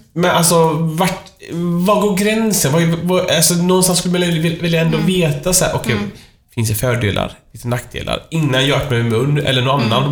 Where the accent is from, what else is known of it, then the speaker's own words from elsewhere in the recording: Iran; now in Sweden; mitt hemland Iran